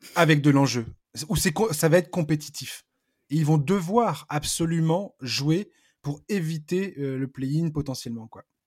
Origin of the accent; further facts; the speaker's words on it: Breton, Brittany, France; je suis pas normand, je suis breton